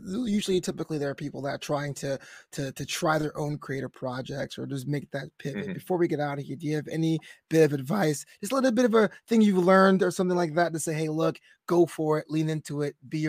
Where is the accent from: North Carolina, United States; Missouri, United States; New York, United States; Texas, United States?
New York, United States; moved away as an adult; also born or lived in Los Angeles, California; I'm originally from New York, and I'm quite the same. It's not the same thing. But I lived in Los Angeles for 15 years. I kind of feel like LA is kind of a second home now.